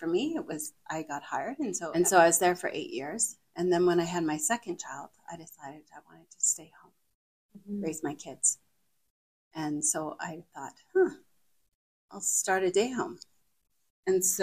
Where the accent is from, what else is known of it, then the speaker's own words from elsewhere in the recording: West Kootenays, British Columbia, Canada; now in Calgary, Canada; I grew up in the West Kootenays. And then when I moved to Calgary